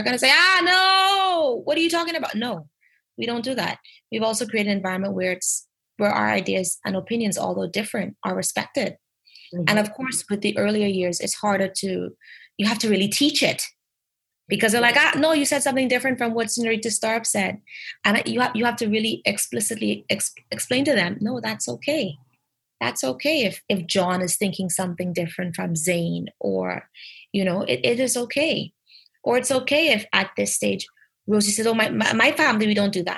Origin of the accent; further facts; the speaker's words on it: Bahamas; as Bahamians or as native English speakers